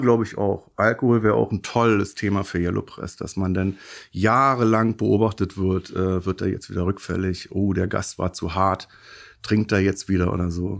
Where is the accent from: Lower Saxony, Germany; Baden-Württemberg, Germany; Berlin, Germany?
Berlin, Germany; 74 geboren in Neukölln